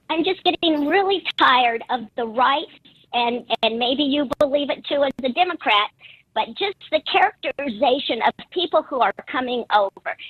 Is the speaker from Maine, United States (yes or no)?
no; Spokane, Washington, United States; I'm actually from Spokane